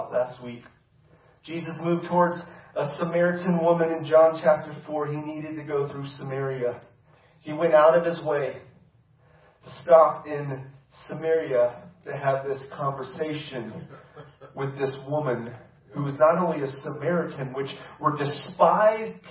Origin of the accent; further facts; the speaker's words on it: United States; the freedoms that we get to experience within this country